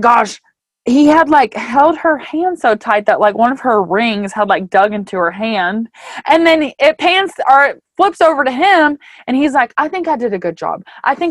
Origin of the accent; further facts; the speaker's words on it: Ithaca, New York, United States; I'm from Ithaca.